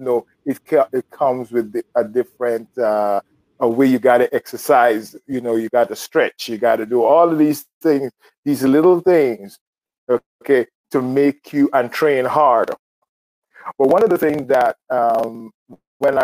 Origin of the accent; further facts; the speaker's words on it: Guyana; now in United States; I'm from Guyana. I now reside in the United States.